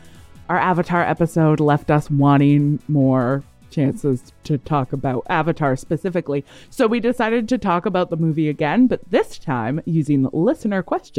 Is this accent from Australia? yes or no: no; Canada